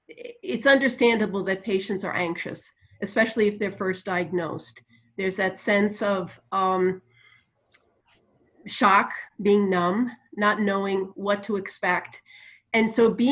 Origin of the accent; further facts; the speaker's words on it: New York, United States; accent: New Jersey and New York; moved away; also born or lived in New Jersey; Yeah, I guess I have that accent. It's partly New Jersey and New York because I grew up in New York